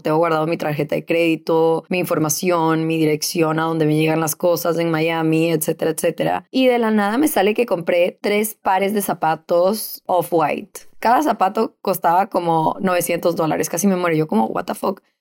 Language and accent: Spanish; Ecuador; moved away as an adult; also born or lived in Venezuela; Yo de los 18 a los 28 me mudé, viví en diferentes países, mis papás se quedaron en Ecuador